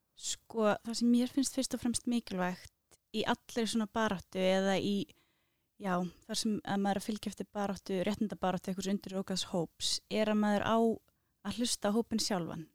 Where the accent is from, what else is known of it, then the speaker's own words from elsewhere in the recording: Reykjavík, Capital Region, Iceland; Ég er úr Vesturbænum, það er svona númer kannski eitt og tvö, ekki þrjú